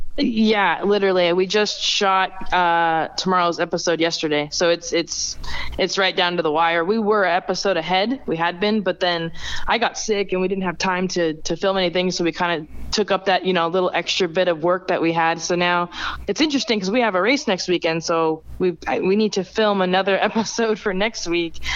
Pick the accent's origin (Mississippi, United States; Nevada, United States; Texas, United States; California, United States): Nevada, United States; Las Vegas; being born and raised in Vegas